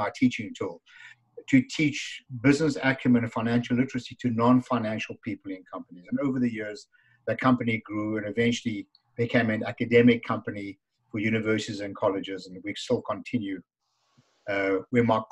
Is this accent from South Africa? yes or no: yes; South Africa; moved away as an adult; now in Canada; as you can hear from my funny accent, I'm from South Africa. And I was imported to Canada 30 winters ago and still counting.